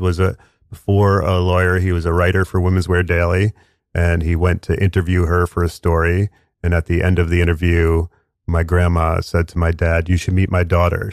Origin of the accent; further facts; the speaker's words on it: Westchester County, New York, United States; I, I grew up in suburbs of New York in Westchester County